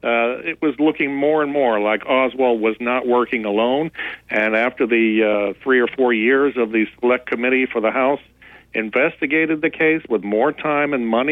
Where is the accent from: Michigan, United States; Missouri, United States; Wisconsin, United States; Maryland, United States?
Missouri, United States; Cape Girardeau; since that was my hometown.